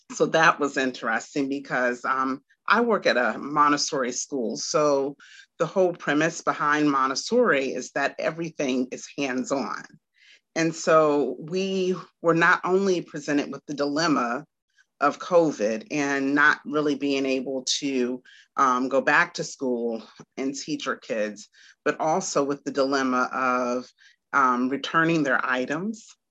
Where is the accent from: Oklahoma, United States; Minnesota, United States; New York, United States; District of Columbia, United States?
District of Columbia, United States; Washington; now in Garner, United States; am from Washington, D.C., and I currently reside in um, Raleigh, North Carolina, and really not Raleigh, but Garner.